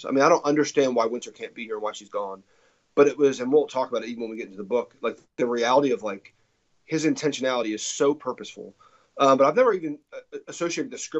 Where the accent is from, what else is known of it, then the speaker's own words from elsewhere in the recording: New Jersey, United States; moved away as an adult; also born or lived in Texas; now in Franklin, United States; I'm from New Jersey originally